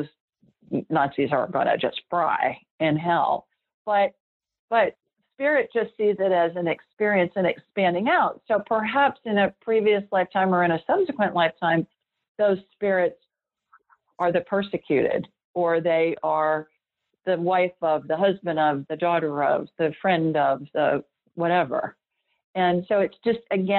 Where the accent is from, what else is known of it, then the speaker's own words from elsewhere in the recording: Ohio, United States; I grew up in Ohio.